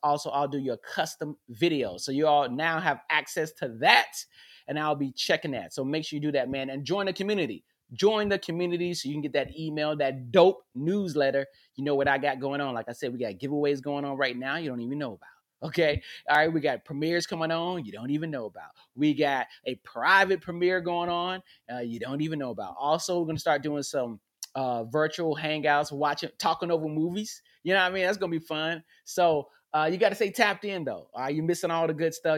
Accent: North Carolina, United States; now in Los Angeles, United States; I'm from the South I'm from North Carolina, man. When I was a kid, we played in grass

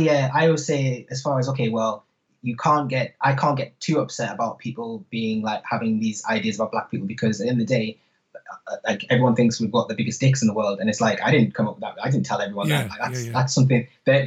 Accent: North East England, United Kingdom; accent: Geordie; I'm actually a Geordie, and I lived in Manchester.

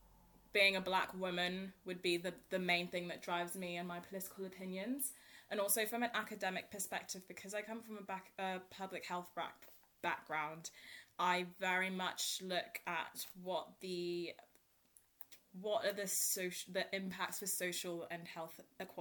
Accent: Enfield, London, United Kingdom; I'm from Enfield.

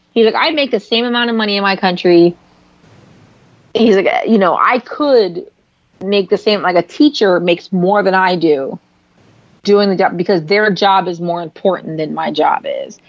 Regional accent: San Francisco, California, United States; now in Los Angeles, United States; I'm from San Francisco

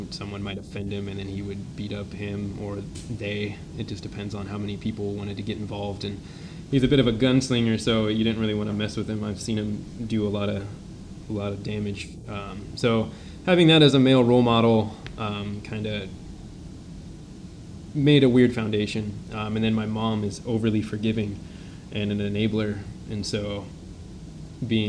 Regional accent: St. Maries, Idaho, United States; also born or lived in Lotus, California / Auburn, California; I grew up in a small town in Gold Country called Lotus. I was born in Auburn, California, and when I was in the third grade, my family moved us to St. Mary's, Idaho, which is an even smaller town in the panhandle of Idaho

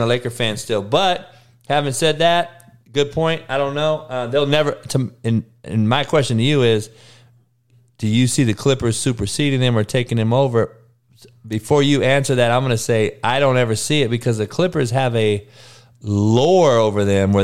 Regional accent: Los Angeles, California, United States; L.A. is my hometown

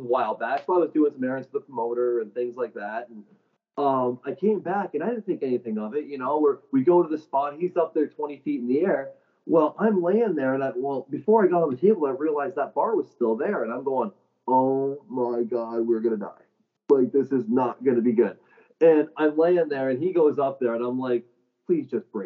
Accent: St. Catharines, Ontario, Canada; we're both from St. Catharines, right? Like, we're both local

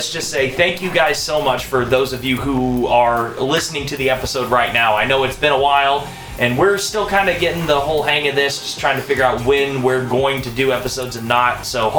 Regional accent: United States; We are still American

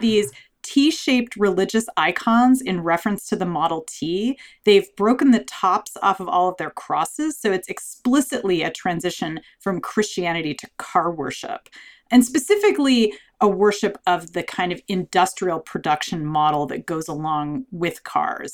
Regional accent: Southern California, United States; where I grew up in Southern California

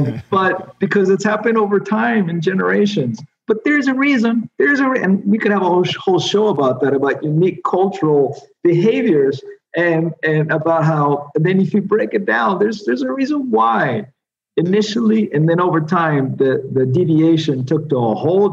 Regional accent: United States; moved away as an adult; now in Colombia; I'm still an American living abroad

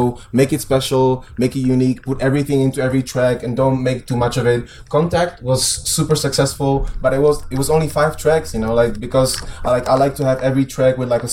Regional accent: Prague, Czechia; Like I'm from Prague. I live in Prague

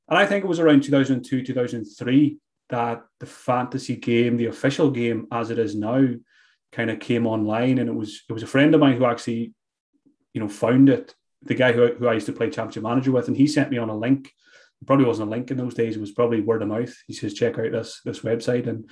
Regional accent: Glenties, Ulster, Ireland; I grew up in Donegal, a small village called Glenties

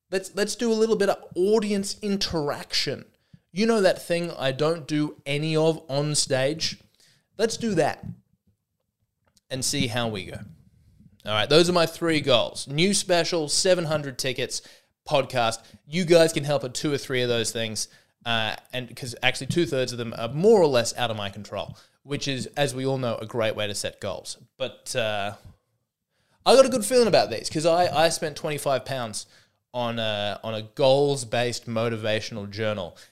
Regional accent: Australia; I'm an Aussie.

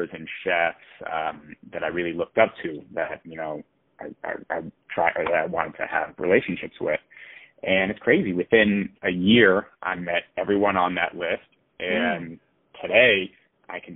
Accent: Miami, Florida, United States; I love growing up in Miami

